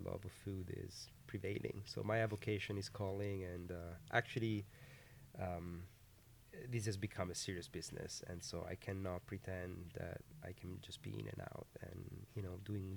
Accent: Piedmont, Italy; moved away as an adult; also born or lived in California, United States; now in United States; we're both from Piemonte, a region northwest of Italy.

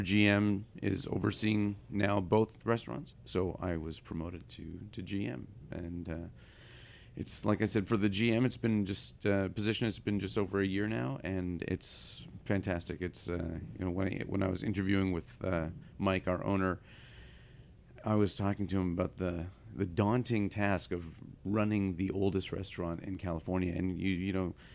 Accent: Ottawa, Ontario, Canada; also born or lived in Ohio, United States; now in San Francisco, United States; I was uh, born in Ohio and raised in eastern Canada

